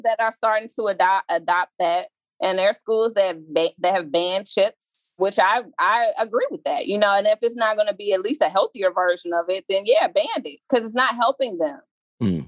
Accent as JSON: {"language": "English", "town": "Chicago", "region": "Illinois", "country": "United States", "said": "I crossed between this neighborhood and 79th and Sangamon same block as Leo High School"}